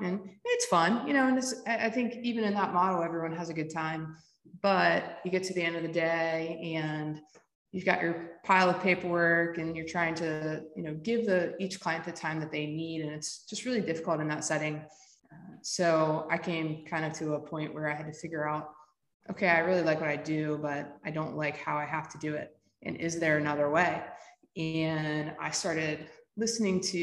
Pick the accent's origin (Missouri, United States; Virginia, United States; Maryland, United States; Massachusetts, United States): Maryland, United States; Willards; also born or lived in Lewes, Delaware / Rehoboth Beach, Delaware / Los Angeles, California; So I grew up here on the Eastern Shore, split some time between Willers, which no one knows where that is. It's like halfway between Salisbury and Ocean City.